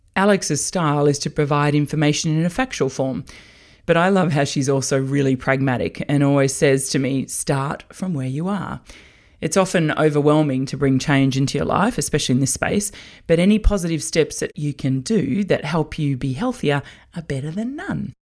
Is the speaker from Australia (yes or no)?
yes; Australia; growing up in Australia